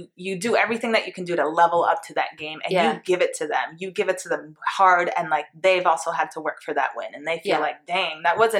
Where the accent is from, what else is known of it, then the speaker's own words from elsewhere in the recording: Greenwich, Connecticut, United States; That's why I hate saying I'm from Greenwich.